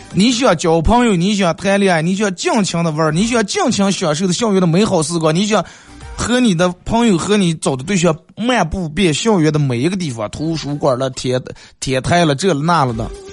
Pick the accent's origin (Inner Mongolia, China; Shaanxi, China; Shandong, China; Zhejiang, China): Inner Mongolia, China; Bayannur; 咱们好客的， 嗯， 白牙闹耳人， 咱们美丽的富饶的内蒙古大草原